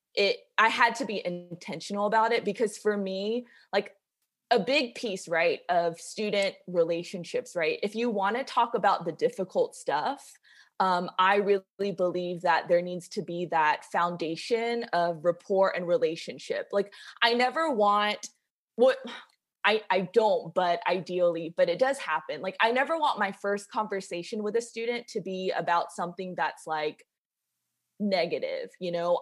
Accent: Macon, Georgia, United States; I grew up in Macon, Georgia

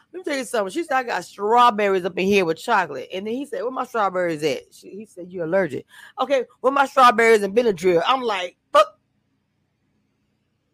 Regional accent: Louisiana, United States; I'm from Louisiana. Nag, Louisiana

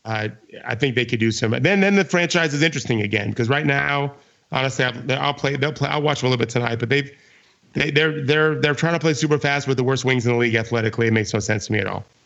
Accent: Florida, United States; I grew up in Florida

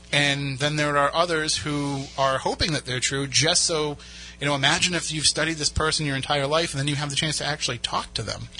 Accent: Plymouth, Massachusetts, United States; that's where I would go to the library when I was a, a kid growing up in Plymouth

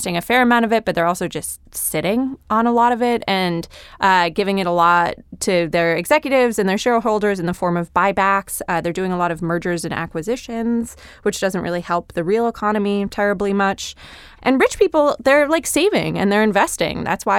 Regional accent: Connecticut, United States; I grew up in suburban Connecticut, and I still didn't learn to drive until I was

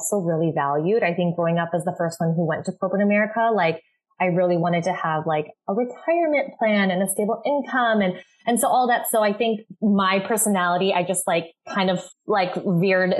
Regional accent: Chicago, Illinois, United States; moved away as an adult; also born or lived in Minneapolis, Minnesota; now in Los Angeles, United States; I'm originally from Chicago, like suburbs, but I'm based in LA right now

